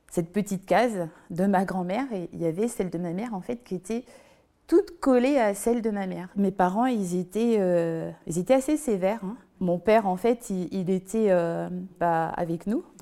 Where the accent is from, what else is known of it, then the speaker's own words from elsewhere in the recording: Basse-Terre, Guadeloupe, France; Je viens de Basse-Terre, en Guadeloupe. C'est un endroit où tout le monde se connaît.